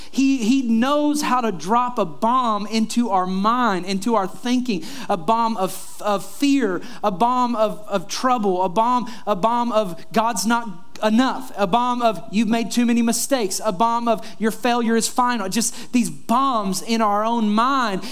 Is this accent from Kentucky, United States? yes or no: yes; Kentucky, United States; moved away; also born or lived in Florida; the house that I grew up in in Kentucky